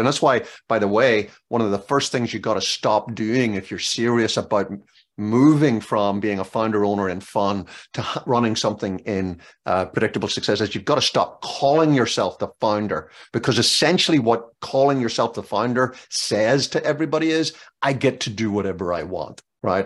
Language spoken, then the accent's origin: English; Northern Ireland, United Kingdom; now in Maryland, United States; growing up in Northern Ireland